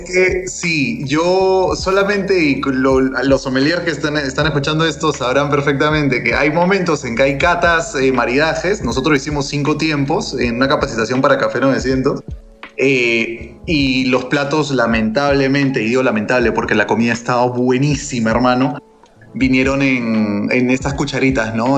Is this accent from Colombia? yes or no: no; Peru; nosotros no somos Argentina y no somos Chile, nosotros somos Perú